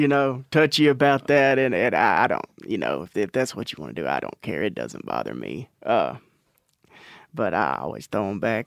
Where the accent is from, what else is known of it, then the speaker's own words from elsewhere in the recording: Natchez, Texas, United States; So we're from Palestine, Texas, around there. I'm actually from Natchez, which is about 10 miles, 15 miles outside of Palestine, which is just in East Texas.